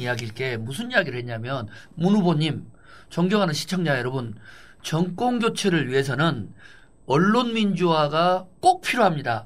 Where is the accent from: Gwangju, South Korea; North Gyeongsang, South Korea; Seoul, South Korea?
Gwangju, South Korea; moved away; 제가 광주 출신이고